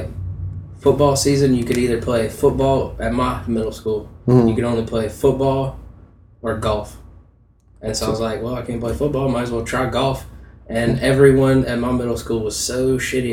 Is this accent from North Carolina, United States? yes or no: yes; Southern Pines, North Carolina, United States; also born or lived in Rockingham, North Carolina; I'm from a little town, Southern Pines